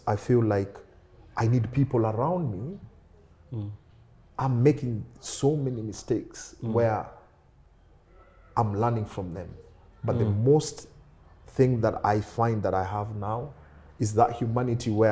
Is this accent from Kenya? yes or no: yes; Kenya; moved away as an adult; now in United Kingdom; I was born in Kenya